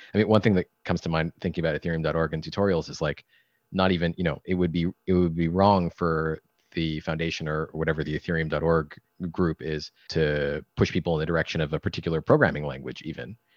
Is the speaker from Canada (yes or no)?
yes; Canada; I'm Canadian